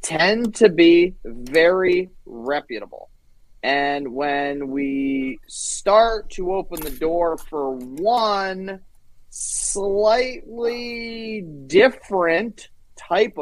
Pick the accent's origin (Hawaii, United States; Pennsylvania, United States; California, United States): Pennsylvania, United States; rural; the culture that I grew up in, like, rural, East Bumble Nowhere, Pennsylvania